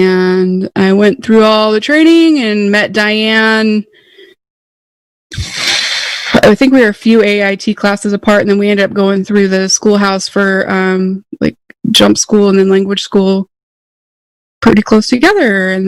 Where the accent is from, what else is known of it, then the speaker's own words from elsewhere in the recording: southern Idaho, United States; I was born and raised in Idaho, middle of nowhere, southern Idaho.